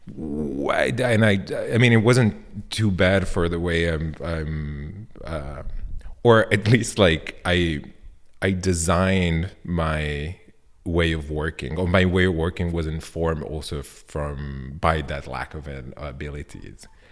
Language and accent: English; Milan, Lombardy, Italy; English is a second language; now in Berlin, Germany; I grew up in Milan